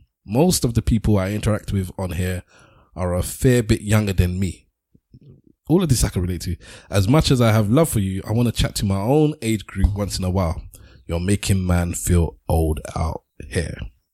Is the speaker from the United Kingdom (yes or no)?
yes; United Kingdom; We need to share our history growing up in Britain in the 80s and 90s, the Raga era, the Junglist era, the UK Garage era.